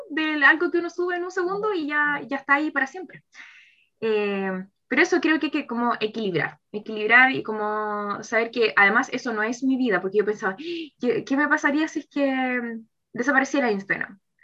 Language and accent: Spanish; Santiago, Santiago Metropolitan Region, Chile; also born or lived in Viña del Mar / Valparaíso; soy eh, de Santiago, pero ahora estaba trabajando en Viña del Mar.